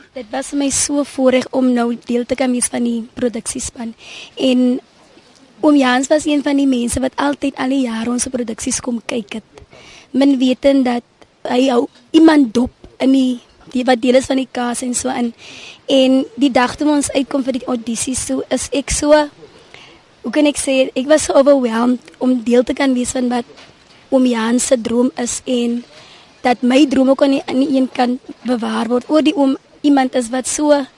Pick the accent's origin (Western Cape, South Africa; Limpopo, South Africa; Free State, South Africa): Western Cape, South Africa; Oudtshoorn; ek is oorspronklik van Oudtshoorn.